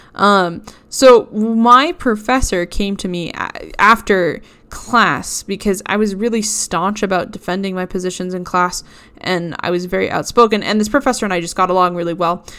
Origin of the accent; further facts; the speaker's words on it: Boston, Massachusetts, United States; growing up in Boston as a rather religious Christian